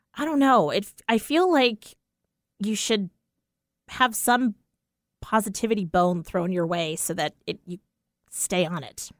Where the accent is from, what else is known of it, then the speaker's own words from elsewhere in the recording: East Coast, United States; now in Pacific Northwest, United States; growing up on the East Coast, it was always sneakers, not, like, tennis shoes.